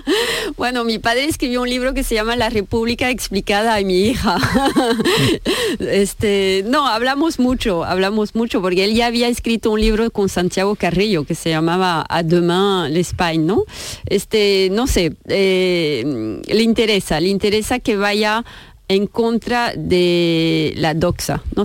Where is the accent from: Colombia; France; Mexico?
France; Spanish is a second language; moved away; yo, soy francesa